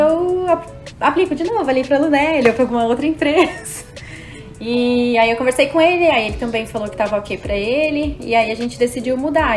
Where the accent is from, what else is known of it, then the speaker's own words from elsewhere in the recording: Brazil; moved away; Do Brasil